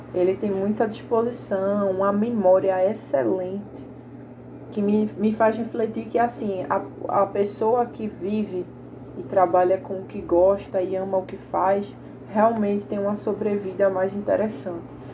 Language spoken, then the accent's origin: Portuguese; Vitória de Santo Antão, Pernambuco, Brazil; Ele é a minha cidade, que eu sou natural de Vitória de Santo Antão